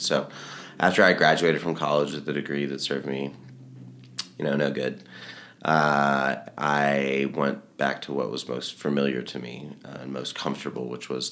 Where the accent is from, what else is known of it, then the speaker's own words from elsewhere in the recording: Little Rock, Arkansas, United States; I'm from Little Rock, Arkansas